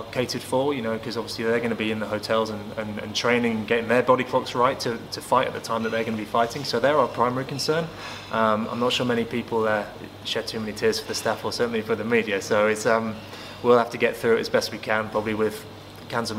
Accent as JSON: {"language": "English", "town": "Manchester", "region": "North West England", "country": "United Kingdom", "tie": "born or raised there", "said": "Manchester is my hometown"}